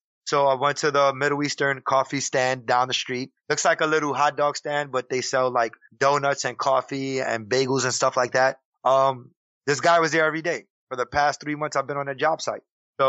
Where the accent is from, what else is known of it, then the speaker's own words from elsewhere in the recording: Puerto Rico; now in New York City, United States; Because I work in New York City and I live in New York City and I'm Puerto Rican. I come from the Spanish community.